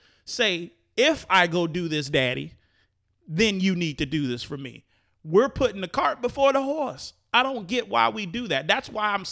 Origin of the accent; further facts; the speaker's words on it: Chicago, Illinois, United States; moved away as an adult; now in Florida, United States; being a kid growing up in Chicago and an adult in Chicago and experienced voting cycles in Chicago, Illinois, and then moving to Florida